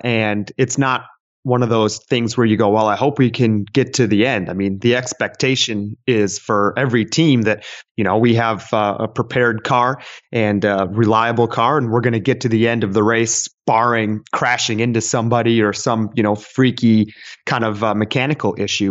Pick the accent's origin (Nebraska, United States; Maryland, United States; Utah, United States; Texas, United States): Texas, United States; I was born and raised in Texas